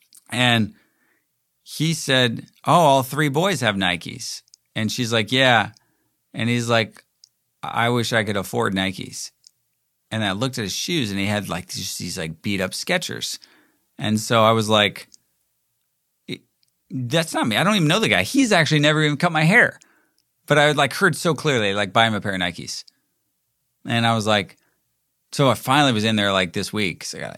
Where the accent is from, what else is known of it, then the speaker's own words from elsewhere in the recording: Toronto, Ontario, Canada; But then again, growing up in Toronto, you don't actually ever think like maybe if it's the Maple Leafs